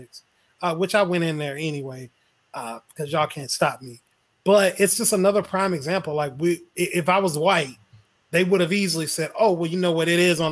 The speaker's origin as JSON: {"language": "English", "region": "Mississippi", "country": "United States", "also_born_or_lived": "Orange Park, Florida", "moved": "yes", "said": "I'm from Mississippi"}